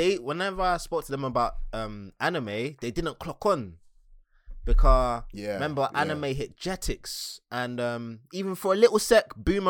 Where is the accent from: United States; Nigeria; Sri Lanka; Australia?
Nigeria; I had to go back to the motherland. I'm from Nige.